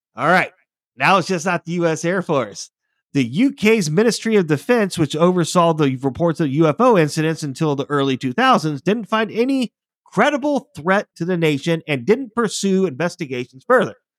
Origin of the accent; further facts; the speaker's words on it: United States; as an American